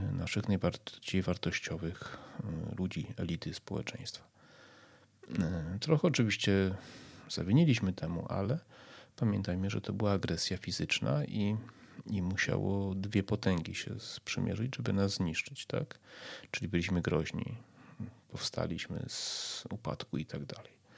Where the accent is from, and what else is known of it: Poland